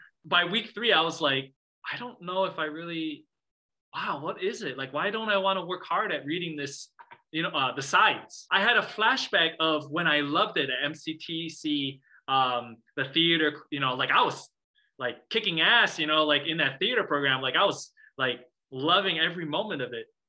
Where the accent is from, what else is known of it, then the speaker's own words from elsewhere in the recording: Midwest, United States; growing up in the Midwest as a Chinese American